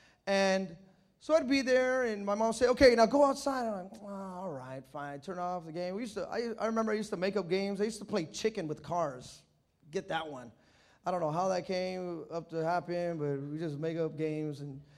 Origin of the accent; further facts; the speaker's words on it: New York, United States; I'm just a drug addict. What? I'm from New York. You want me to go to L.A.?